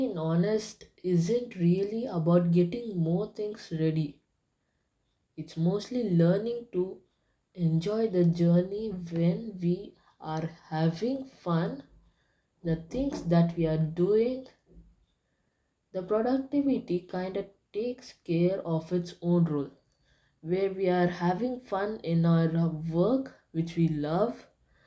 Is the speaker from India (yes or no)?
yes; India; I'm from India